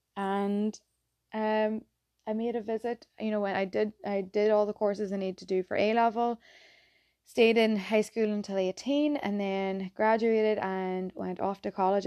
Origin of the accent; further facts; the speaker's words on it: County Tyrone, Northern Ireland, United Kingdom; accent: Irish; moved away as an adult; also born or lived in Philadelphia, United States; now in Boston, United States; I'm from a place at home called Tyrone, um, County Tyrone, and, yeah, grew up there